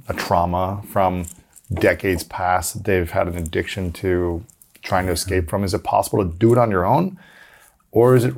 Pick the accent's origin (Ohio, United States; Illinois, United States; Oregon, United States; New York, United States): Ohio, United States; a young boy growing up in the Midwest, in Ohio